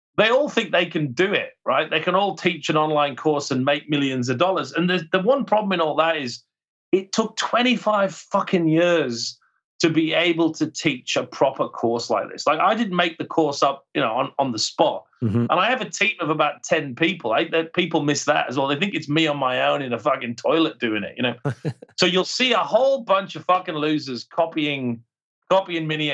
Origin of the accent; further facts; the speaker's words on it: Cumbria, the Lake District, North West England, United Kingdom; now in Australia; I'm from Cumbria, right? I'm from the Lake District